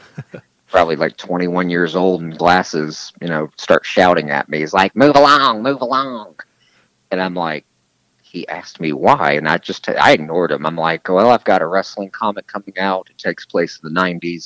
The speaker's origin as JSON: {"language": "English", "region": "the South", "country": "United States", "said": "I am from the South"}